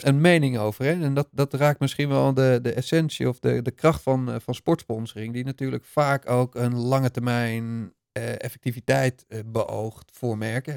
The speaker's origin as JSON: {"language": "Dutch", "country": "Netherlands", "said": "zijn we toch als Nederlanders toch ook maar weer Nederlanders."}